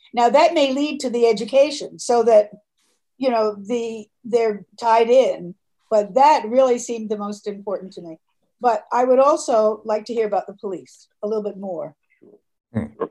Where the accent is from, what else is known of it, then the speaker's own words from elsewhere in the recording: New York, United States; I'm a New Yorker born and bred